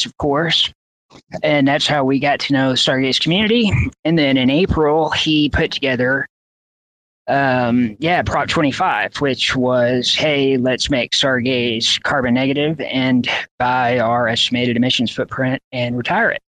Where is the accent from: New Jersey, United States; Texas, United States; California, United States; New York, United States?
Texas, United States; Texas Panhandle, United States; I'm from the Texas Panhandle